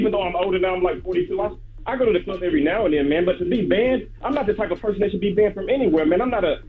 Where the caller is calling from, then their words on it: Crown Heights, New York, United States; It's …, man. I'm calling from Crown Heights.